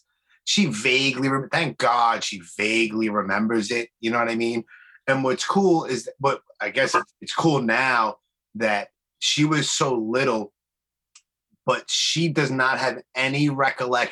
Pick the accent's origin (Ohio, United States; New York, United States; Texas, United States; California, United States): New York, United States; New York City; I grew up in Brooklyn, you know, I grew up in Canarsie